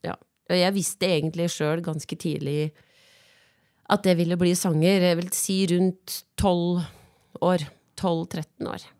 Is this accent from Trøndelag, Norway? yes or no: no; Biri, Innlandet, Norway; also born or lived in Gjøvik